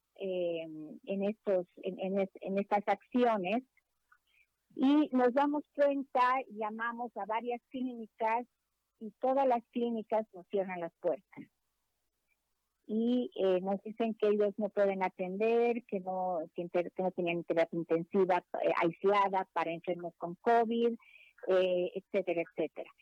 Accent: Bolivia; como una boliviana que ha vivido en carne propia

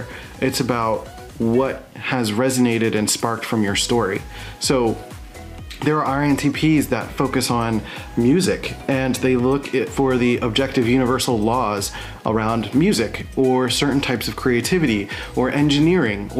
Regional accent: Philadelphia, Pennsylvania, United States; moved away as an adult; I'm from Philadelphia, Pennsylvania

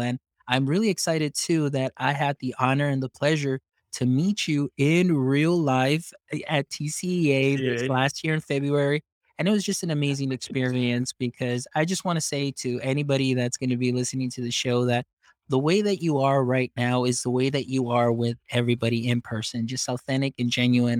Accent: deep South Texas, United States; first language Spanish; English is a second language; growing up here in Texas, and I'm deep South Texas. I'm along the side of the border from Mexico, so Spanish was my very first language

